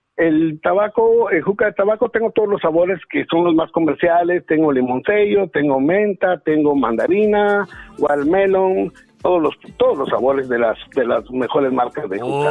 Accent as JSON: {"language": "Spanish", "country": "Guatemala", "tie": "born or raised there", "moved": "yes"}